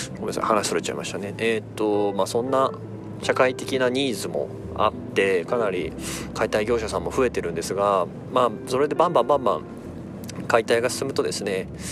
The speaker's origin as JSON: {"language": "Japanese", "region": "Gunma", "country": "Japan", "tie": "born or raised there", "said": "地元群馬県"}